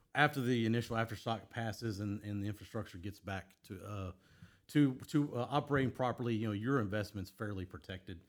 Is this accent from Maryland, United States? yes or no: no; Houston, Texas, United States; I grew up here in Houston.